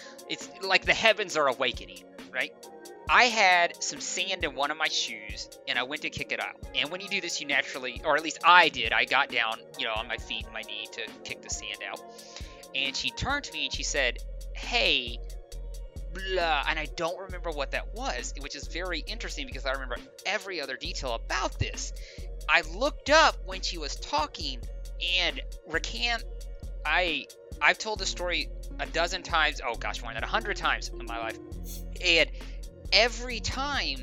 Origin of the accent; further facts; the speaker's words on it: Arkansas, United States; accent: southern; we are also both from Arkansas, so if our southern accent comes through